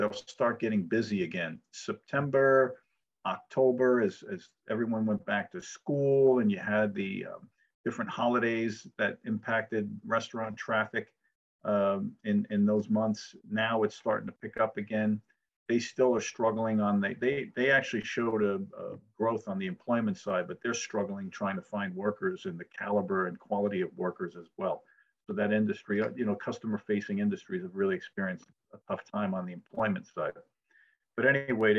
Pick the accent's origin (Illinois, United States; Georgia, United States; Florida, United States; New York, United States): New York, United States; New York City; moved away as an adult; also born or lived in Phoenix / Scottsdale / Thousand Oaks; I grew up in New York City